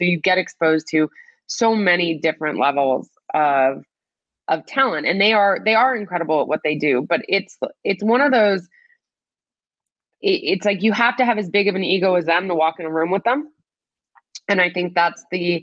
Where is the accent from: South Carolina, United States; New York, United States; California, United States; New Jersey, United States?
New Jersey, United States; growing up in New Jersey, going to a school where soccer was a big deal